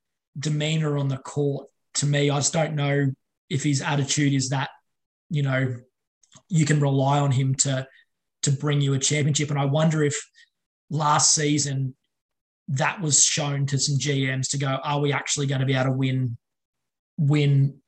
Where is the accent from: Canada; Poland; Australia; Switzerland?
Australia; as an Aussie